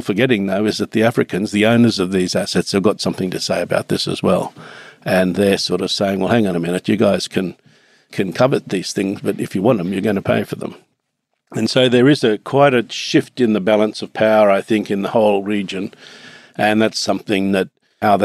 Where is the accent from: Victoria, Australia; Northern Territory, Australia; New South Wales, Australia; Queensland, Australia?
Queensland, Australia; Far North; also born or lived in Tully; I grew up in Far North Queensland, actually. I was born in Tully